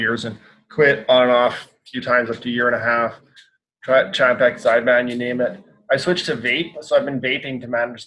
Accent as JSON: {"language": "English", "town": "Sayward", "region": "British Columbia", "country": "Canada", "tie": "born or raised there", "also_born_or_lived": "Campbell River / Courtenay / Nanaimo", "said": "I'm born and raised on the island. I was born in Campbell River, and spent 15 years in the next town north of Sayward."}